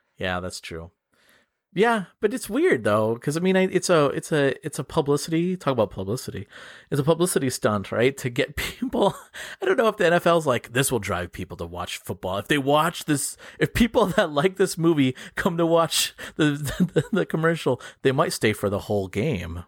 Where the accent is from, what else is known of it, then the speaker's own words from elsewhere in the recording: Upper Peninsula, Michigan, United States; accent: Yooper; people from my hometown